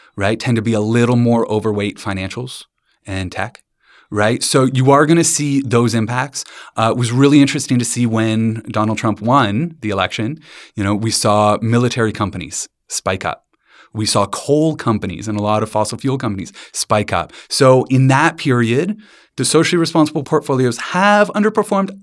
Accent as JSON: {"language": "English", "town": "London", "region": "Ontario", "country": "Canada", "tie": "born or raised there", "said": "I grew up in London, Ontario, with my dad in the financial industry"}